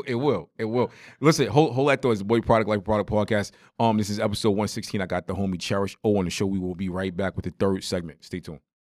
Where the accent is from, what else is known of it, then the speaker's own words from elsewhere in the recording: New York, United States; me growing up in New York